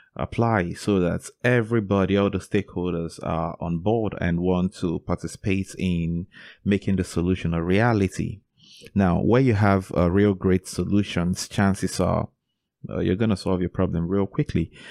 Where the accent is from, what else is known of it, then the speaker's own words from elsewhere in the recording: Enugu, Enugu State, Nigeria; So I was born in Enugu, Nigeria, and that is a city where I grew up and where I still live till date